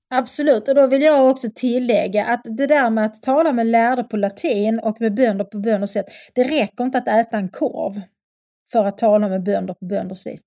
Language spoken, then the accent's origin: Swedish; Skåne, Sweden; accent: broad Scanian; also born or lived in Lund; jag pratar mycket bred skånska